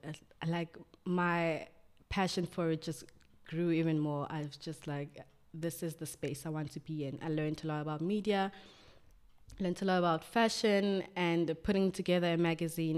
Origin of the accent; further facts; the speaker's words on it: Johannesburg, Gauteng, South Africa; I was born and raised in Soweto, a wonderful township.